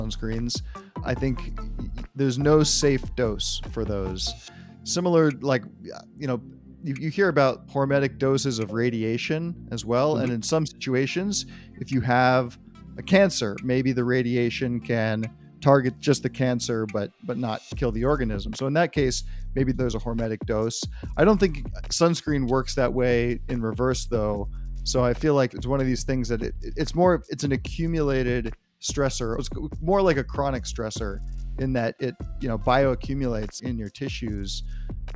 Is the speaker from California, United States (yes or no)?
yes; Marin County, Northern California, United States; also born or lived in Berkeley, California; I'm a Californian and a Northern Californian by birth. I was born within a 15-mile radius of where I am now in Berkeley. I was born in Marin County